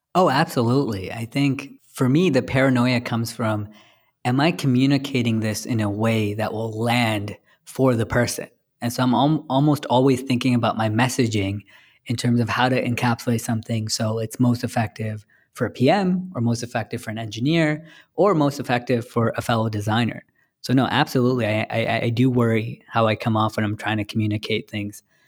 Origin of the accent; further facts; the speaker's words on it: San Francisco, California, United States; I'm from San Francisco